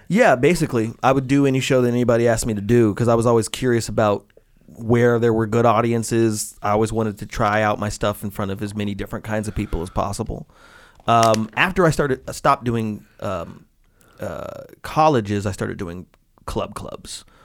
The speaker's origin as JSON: {"language": "English", "town": "Las Vegas", "region": "Nevada", "country": "United States", "tie": "born or raised there", "said": "I grew up in Las Vegas"}